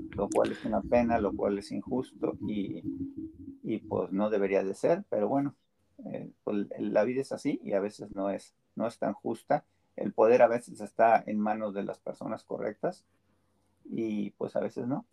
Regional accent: Mexico; moved away as an adult; now in United States; Yo soy más mexicano que nopal

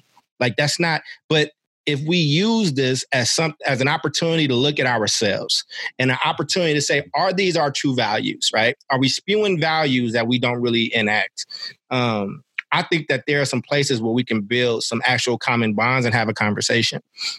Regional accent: Chicago, Illinois, United States; born there; also born or lived in San Francisco / Oakland; I've lived in San Francisco. I was born in Chicago and I lived in Oakland.

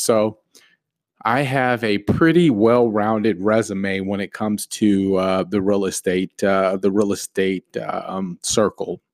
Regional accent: the Valley, Arizona, United States; I am from the Valley, born and raised in Arizona all my life.

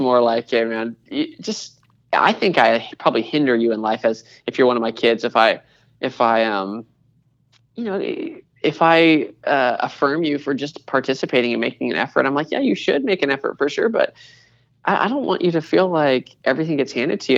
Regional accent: Seattle, Washington, United States; moved away as an adult; also born or lived in Portland, Oregon; now in Charlotte, United States; My wife and I happened to move to Charlotte from the Northwest. So we're from Seattle

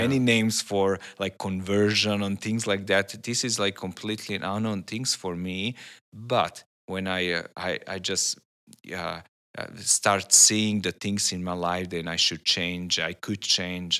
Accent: Serbia; I'm from Serbia.

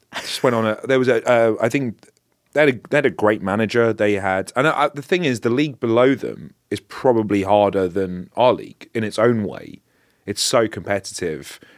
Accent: London, United Kingdom; I'm from Northwest London

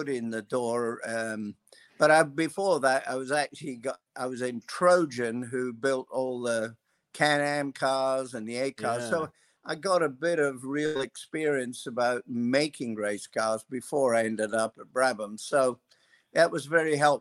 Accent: Scotland, United Kingdom; moved away as an adult; also born or lived in Perth, Australia; My family, after the war, when things were really pretty tough in Scotland, my father and a neighbor and his family and our family decided they'd take the challenge to emigrate to Australia

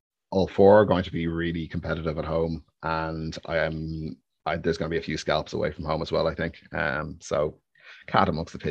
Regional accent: Ireland; It's my natural state of being, definitely. Worry and guilt, those two. Nailed on.

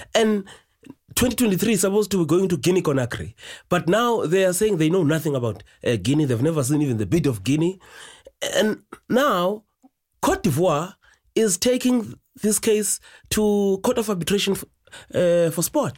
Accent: East London, Eastern Cape, South Africa; also born or lived in Soweto; in East London, um, area where I come from

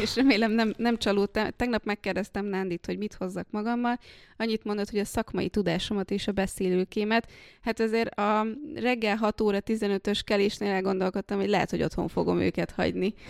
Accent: Békés, Hungary; now in Budapest, Hungary; én nem budapesti vagyok, én Békés megyei

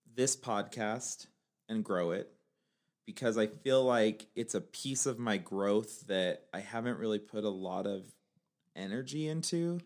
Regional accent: Utah, United States; also born or lived in Northern California / Pennsylvania / North Salt Lake, Utah; I'm from Utah. I also lived in Northern California, where I actually met Amanda. I've lived in Pennsylvania also

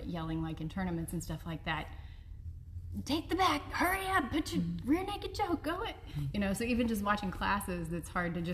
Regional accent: Marshfield, Missouri, United States; So I am from southern Missouri. My hometown is Marshfield, which is down by Springfield, Missouri.

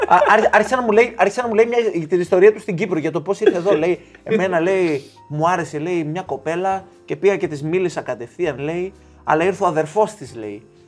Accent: Greece; now in England, United Kingdom; είμαι από την Ελλάδα

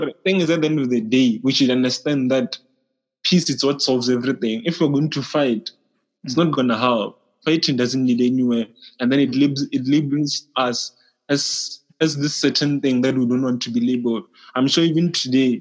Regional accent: South Africa; As a South African

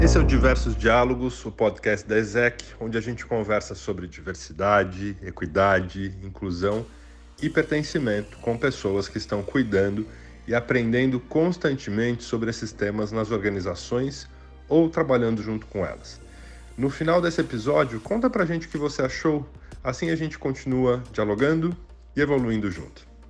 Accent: São Paulo, Brazil; sou paulistano, o único paulistano do trio aqui hoje

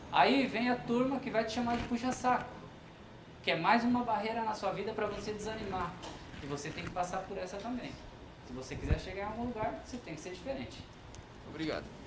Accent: Brazil; nós brasileiros

